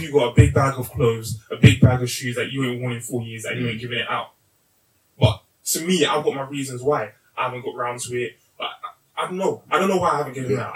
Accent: Kent, South East England, United Kingdom; we're coming from Kent

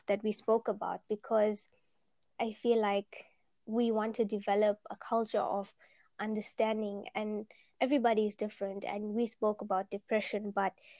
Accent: South Africa; we're from South Africa

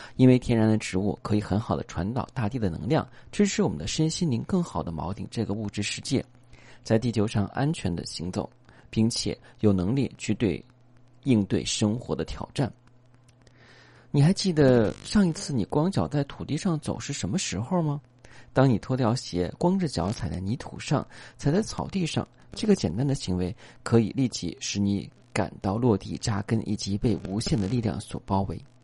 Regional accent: China; 我们中国人

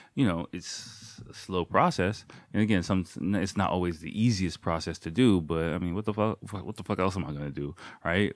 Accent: United States; now in Japan; me as an American person

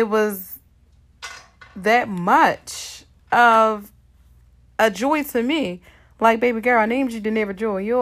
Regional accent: Baltimore, Maryland, United States; I was born and raised in Baltimore

